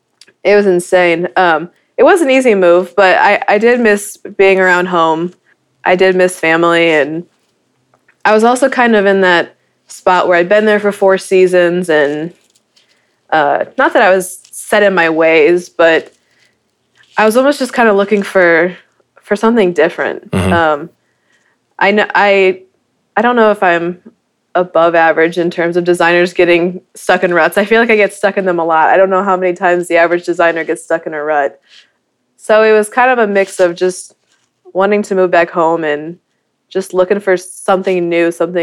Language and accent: English; Midwest, United States; also born or lived in Dallas; now in Kansas City, United States; So it was more of growing up in the Midwest, I kind of moved to Dallas on a whim, not knowing what I was getting myself into.